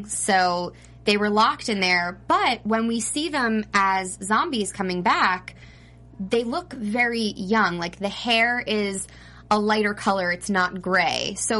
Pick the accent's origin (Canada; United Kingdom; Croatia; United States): United States; New Jersey; accent: New Jersey; I am from New Jersey, but that was an awful Jersey accent. I've lost it since I started hosting.